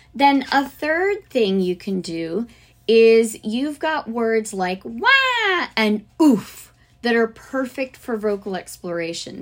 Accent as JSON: {"language": "English", "town": "Fort Lauderdale", "region": "Florida", "country": "United States", "tie": "born or raised there", "moved": "yes", "lives_now": "Alabama, United States", "said": "I grew up in South Florida, like way south, Fort Lauderdale area."}